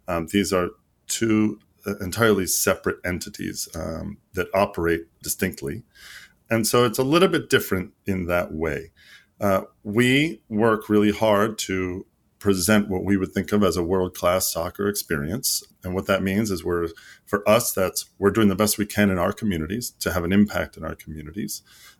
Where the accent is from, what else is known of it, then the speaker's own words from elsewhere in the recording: Greece; So, like, I grew up half in Greece.